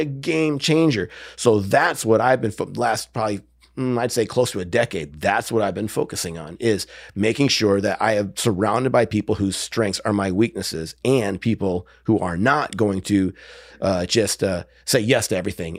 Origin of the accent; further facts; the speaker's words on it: Wisconsin, United States; moved away; I grew up in Wisconsin.